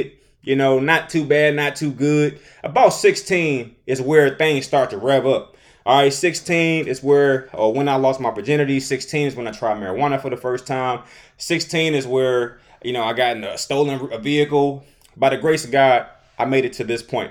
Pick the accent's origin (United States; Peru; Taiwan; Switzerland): United States; Detroit, Michigan; I'm from Detroit